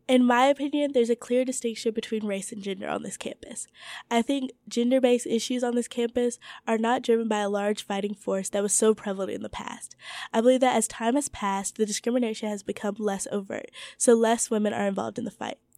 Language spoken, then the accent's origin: English; Georgia, United States; to ignore the pressing issues that are affecting the state which we reside in for school, as well as my home state of Georgia.